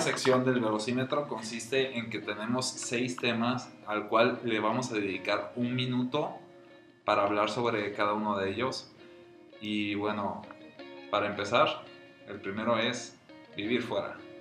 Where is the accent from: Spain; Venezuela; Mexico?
Mexico; León, Guanajuato; como soy de León y vivo en León